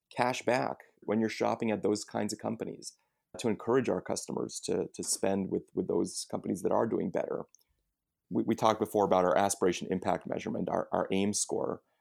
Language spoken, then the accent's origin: English; United States; we as American consumers